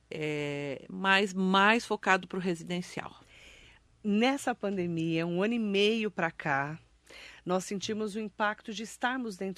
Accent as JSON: {"language": "Portuguese", "town": "Mogi das Cruzes", "region": "São Paulo", "country": "Brazil", "tie": "born or raised there", "said": "Trabalho em Mogi, sou nascida em Mogi, formada em Mogi, então sou cria de Mogi das Cruzes."}